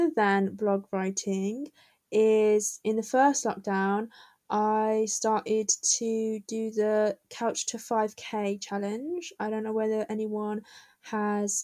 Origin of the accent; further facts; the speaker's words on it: Birmingham, West Midlands, United Kingdom; I'm from Birmingham